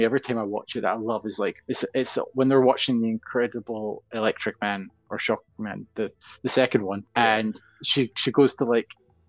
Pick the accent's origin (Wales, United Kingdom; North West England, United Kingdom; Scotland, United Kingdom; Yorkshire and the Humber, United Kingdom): Scotland, United Kingdom; Glasgow; I'm from Glasgow, so that's a regular occurrence.